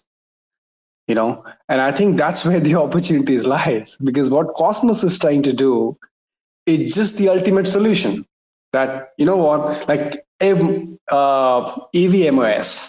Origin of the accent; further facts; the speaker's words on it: India; I'm from India.